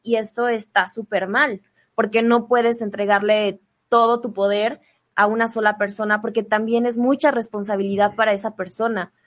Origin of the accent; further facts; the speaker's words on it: León, Guanajuato, Mexico; now in Mexico City, Mexico; yo vengo de León, vengo de una familia muy tradicional